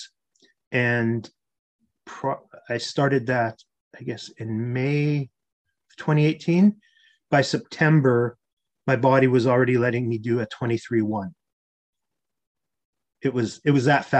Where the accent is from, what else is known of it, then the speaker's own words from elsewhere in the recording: Canada; I had played a ton of hockey growing up because I'm Canadian